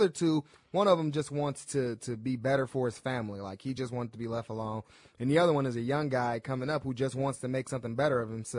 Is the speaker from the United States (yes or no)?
yes; United States; I'm an American, blackish